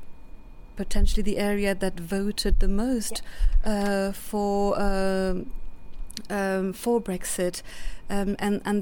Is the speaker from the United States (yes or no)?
no; France; first language French; English is a second language; moved away as an adult; also born or lived in North East England; now in United Kingdom; I'm a French citizen, but I've been living here for 25 odd years